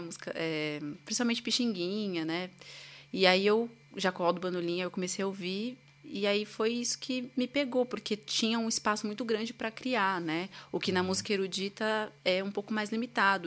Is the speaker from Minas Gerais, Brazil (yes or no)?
no; São Paulo, Brazil; eu sou de São Paulo, né? Nasci aqui. E desde criança eu tive uma educação musical